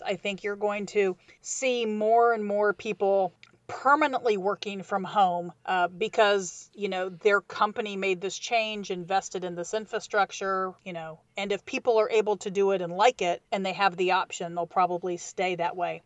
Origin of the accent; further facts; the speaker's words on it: Midwest, United States; I grew up in the Midwest